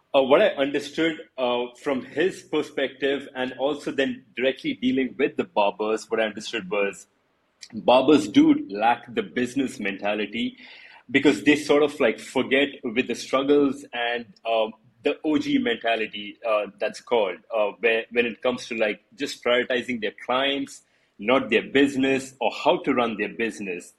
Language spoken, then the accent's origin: English; India; I'm from India.